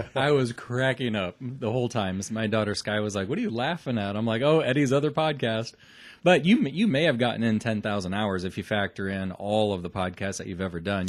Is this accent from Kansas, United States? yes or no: no; Omaha, Nebraska, United States; we're from Nebraska